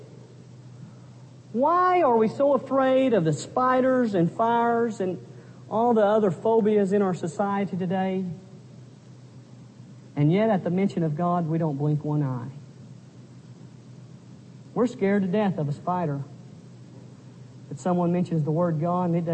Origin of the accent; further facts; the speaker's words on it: Pampa, Texas, United States; moved away as an adult; my hometown of Pampa, Texas